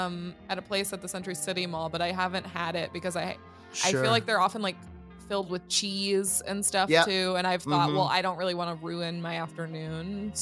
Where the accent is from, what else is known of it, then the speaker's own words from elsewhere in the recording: Southern California, United States; growing up in Southern California